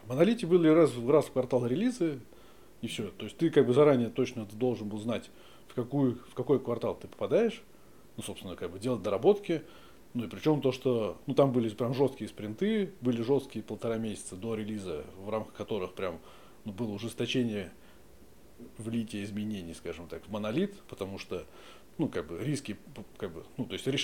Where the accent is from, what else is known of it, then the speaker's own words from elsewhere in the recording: Moscow, Russia; Родился в Москве. Ну, здесь, недалеко, на судостроительной.